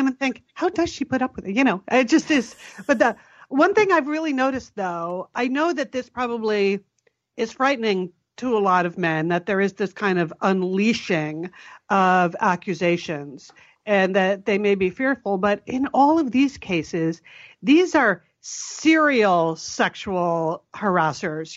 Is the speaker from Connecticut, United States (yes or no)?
yes; Connecticut, United States; when we were growing up in Connecticut, and both of our parents were from New Haven